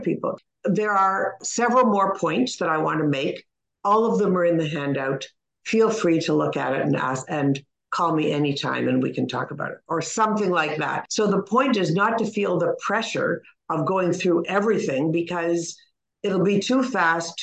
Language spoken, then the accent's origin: English; Toronto, Ontario, Canada; I'm from Toronto